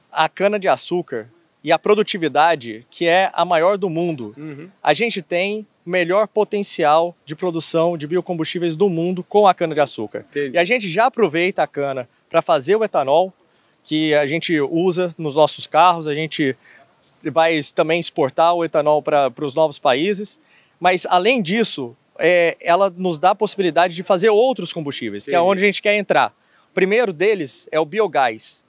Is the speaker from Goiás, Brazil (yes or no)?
yes; Goiânia, Goiás, Brazil; moved away; also born or lived in São Paulo; Eu sou de Goiânia, ah. Goiânia do Pé Rachado